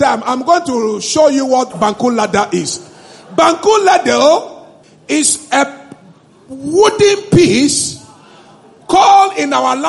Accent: Eweland, Volta, Ghana; my hometown, Aigbeland

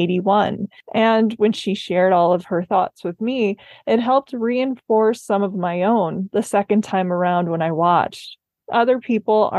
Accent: Minneapolis, Minnesota, United States; I'm from Minneapolis

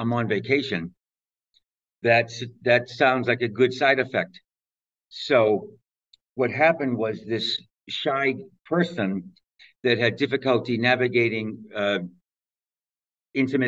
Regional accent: Canton, Massachusetts, United States; moved away as an adult; also born or lived in Minneapolis; I'm from Canton, Massachusetts. I'm one of 10 kids

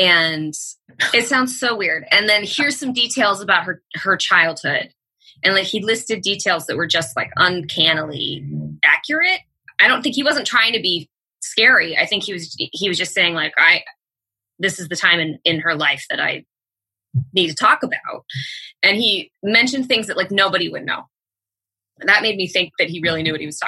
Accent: Bay Area, Northern California, United States; now in Los Angeles, United States; I grew up in Northern California in the Bay Area

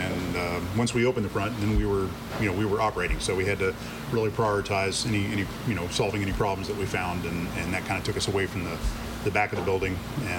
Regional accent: Eau Gallie, Florida, United States; also born or lived in Cincinnati, Ohio; Home was O'Galley.

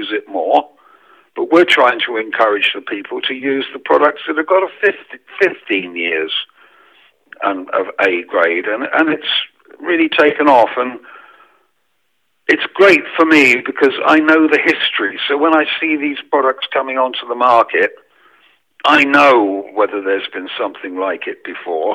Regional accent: England, United Kingdom; now in France; because I'm English

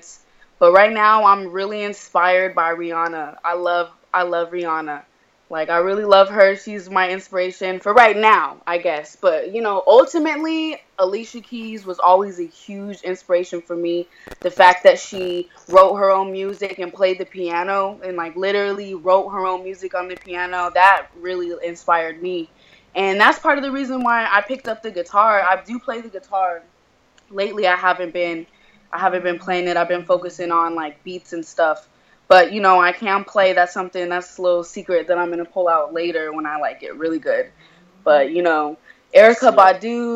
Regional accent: Denver, Colorado, United States; moved away as an adult; now in San Diego, United States; Originally, I'm from Denver, Colorado

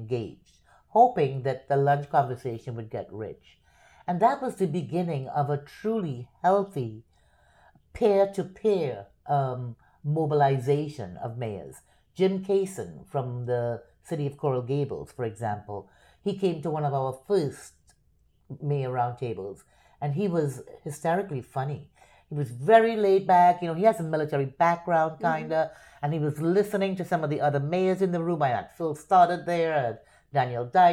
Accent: Port of Spain, Trinidad & Tobago; moved away as an adult; now in Miami, United States; Born and raised in Port of Spain, Trinidad

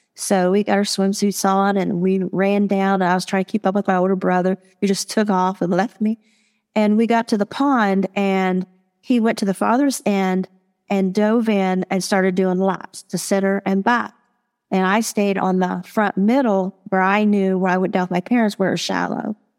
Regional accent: Marietta, Ohio, United States; I was born and raised in Marietta, Ohio.

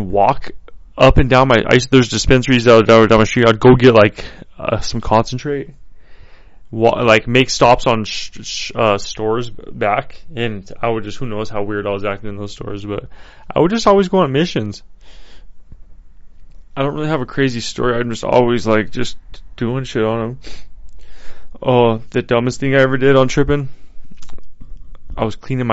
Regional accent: Colorado, United States; moved away; that's my home state

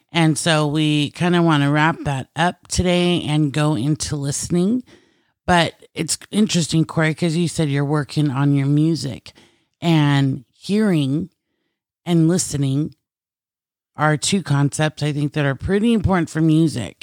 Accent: United States; also born or lived in Philippines (Filipino heritage); being American

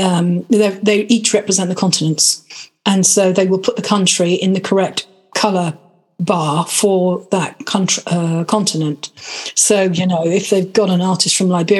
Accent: United Kingdom; geographically I was from Britain

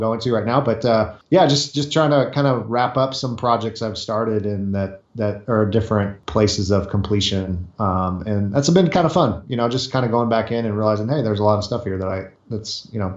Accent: Southern California, United States; I grew up in California, Southern California, by the ocean

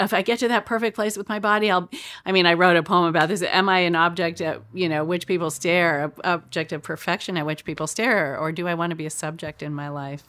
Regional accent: Chico, California, United States; moved away; my town where I grew up in Chico

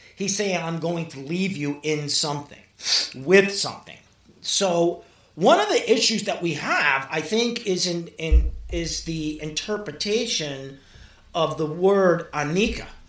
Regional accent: New York City, New York, United States; also born or lived in Mexico; growing up in Brooklyn. And my, my, my father was Puerto Rican

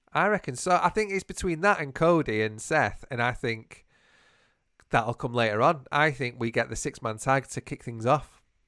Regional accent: United Kingdom; we're so British.

